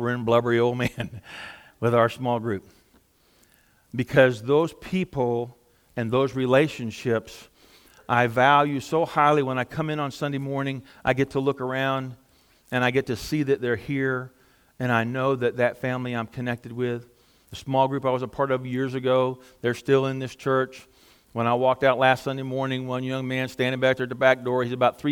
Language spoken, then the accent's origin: English; Southeast Texas, United States; moved away; I'm with him from Southeast Texas, and I guarantee you we don't have a lot of rhythm where we come from